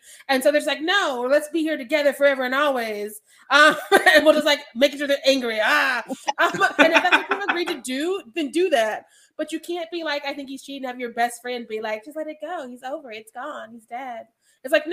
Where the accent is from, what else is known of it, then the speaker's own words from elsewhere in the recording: Missouri, United States; I'm from Missouri